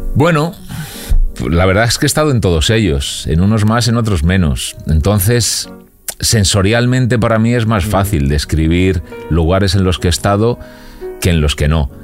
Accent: Alcorcón, Community of Madrid, Spain; also born or lived in Carabanchel, Madrid; now in Madrid, Spain; Yo, yo soy de Alcorcón

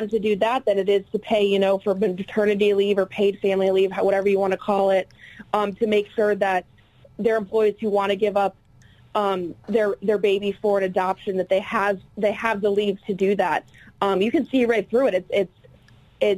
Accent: Ohio, United States; now in Washington, D.C., United States; I'm based in D.C., but I know I'm originally from Ohio

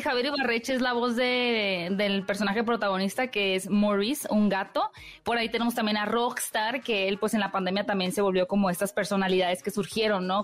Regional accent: Hermosillo, Sonora, Mexico; yo soy norteña de Hermosillo

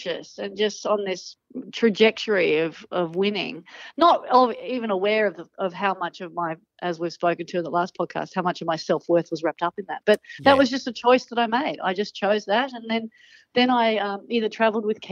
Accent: Manly, New South Wales, Australia; growing up in Manly

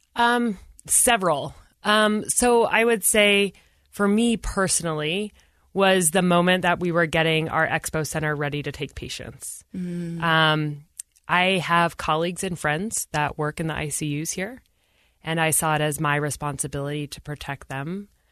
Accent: Utah, United States; I said, "Oh, I'm from the United States." He's like, "Yeah, but what state?" I said Utah

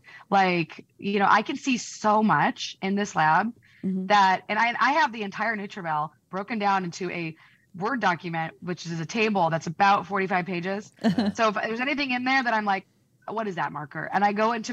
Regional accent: Peoria, Illinois, United States; moved away; I'm from Peoria, Illinois. So I can say that because I'm from there

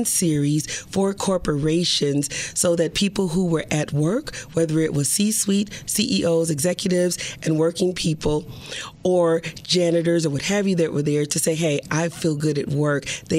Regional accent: Milwaukee, Wisconsin, United States; I grew up in Milwaukee, yeah. Wisconsin.

